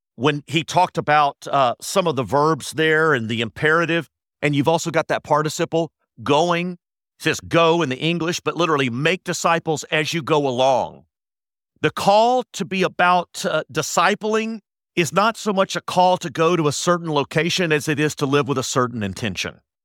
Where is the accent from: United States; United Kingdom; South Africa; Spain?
United States; Austin, Texas; now in Dallas, United States; I was born and raised in Austin